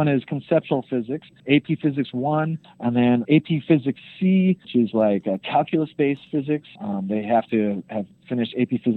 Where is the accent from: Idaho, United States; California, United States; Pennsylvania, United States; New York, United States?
Idaho, United States; I'm from Idaho, so it's a rural state.